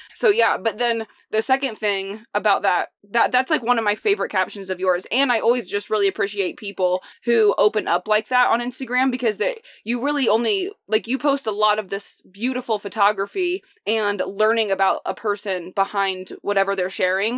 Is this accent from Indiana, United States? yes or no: yes; Indiana, United States; moved away; I'm from Indiana